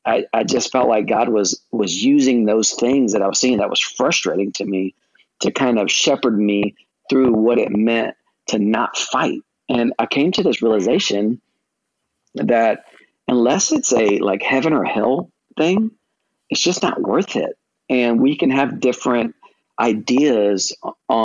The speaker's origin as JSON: {"language": "English", "country": "United States", "said": "being an American"}